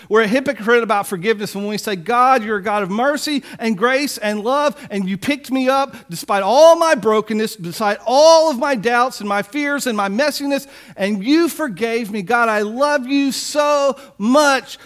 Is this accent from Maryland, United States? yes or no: no; Biloxi, Mississippi, United States; I remember as a child growing up in Biloxi